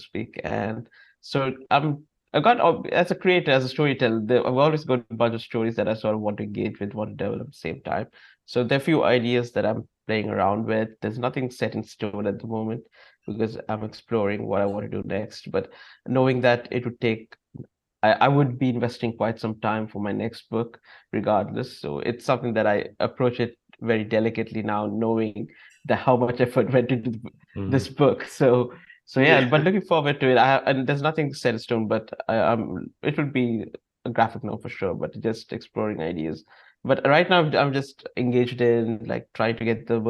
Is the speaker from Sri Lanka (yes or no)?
yes; Sri Lanka; I'm from Sri Lanka, I'm a Buddhist from Sri Lanka.